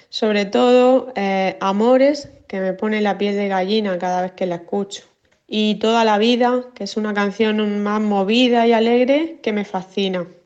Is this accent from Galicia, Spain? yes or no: no; Murcia, Region of Murcia, Spain; soy de Murcia y estuve en la firma de su nuevo disco … aquí en Murcia.